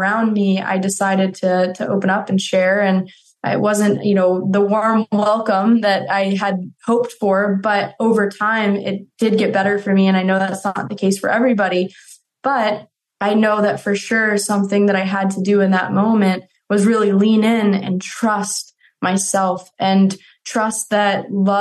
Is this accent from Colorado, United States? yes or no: yes; Colorado, United States; growing up in Colorado